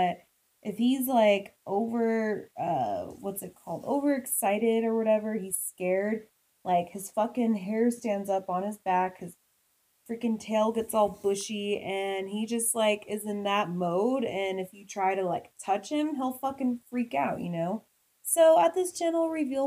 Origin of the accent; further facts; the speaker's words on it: Midwest, United States; I grew up in the Midwest